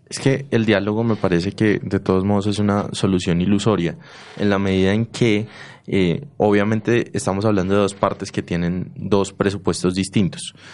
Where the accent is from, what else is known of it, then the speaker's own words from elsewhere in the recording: Antioquia, Colombia; los antioqueños tenemos ciertas diferencias culturales con, qué sé yo, los costeños